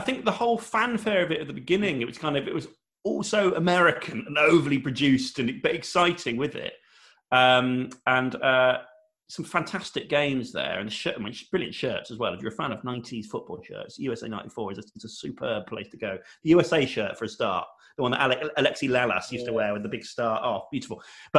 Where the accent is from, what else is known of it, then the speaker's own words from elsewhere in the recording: Bath, South West England, United Kingdom; I grew up in Bath. Bath has never had a particularly strong team.